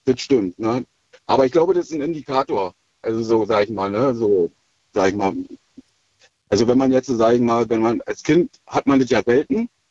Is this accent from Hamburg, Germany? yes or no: no; Schwedt, Brandenburg, Germany; Aus Schwed